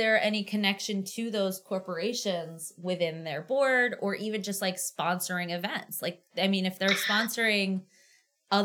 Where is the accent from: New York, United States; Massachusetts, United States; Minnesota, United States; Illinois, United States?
Massachusetts, United States; Auburn; I grew up in Auburn